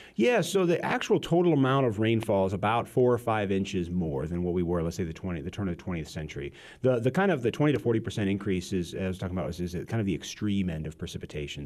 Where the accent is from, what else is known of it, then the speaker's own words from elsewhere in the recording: Peoria, Illinois, United States; I grew up in the Peoria area